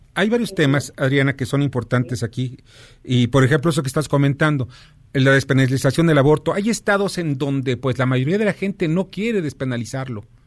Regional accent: Mexico; los hombres que somos mexicanos

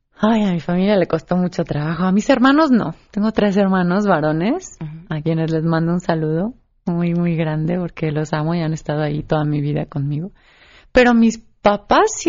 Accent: San Miguel de Allende, Guanajuato, Mexico; San Miguel de Allende, mi tierra natal

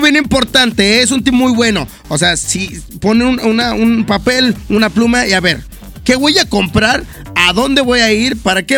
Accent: Mexico; soy mexicano, así somos los mexicanos

